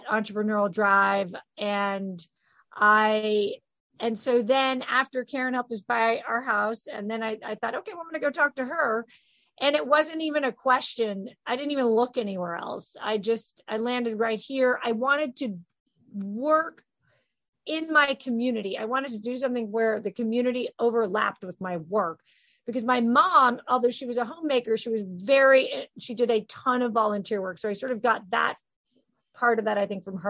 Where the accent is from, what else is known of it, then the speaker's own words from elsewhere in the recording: Oklahoma, United States; moved away; also born or lived in Washington, D.C.; I'm originally from Oklahoma